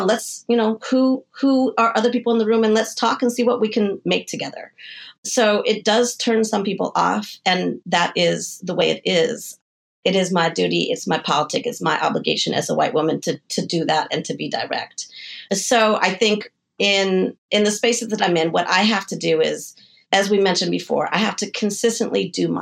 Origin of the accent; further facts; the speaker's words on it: Denver, Colorado, United States; moved away as an adult; also born or lived in San Diego / New York; I'm from Denver, Colorado, and I moved to San Diego when I was 18 and then to New York when I was, I think, 22.